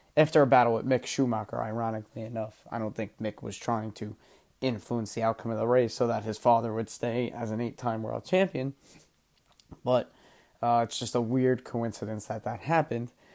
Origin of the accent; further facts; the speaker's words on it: United States; I'm an American